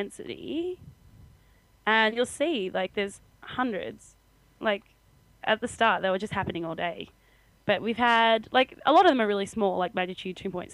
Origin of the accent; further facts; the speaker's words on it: Australia; moved away; I'm Australian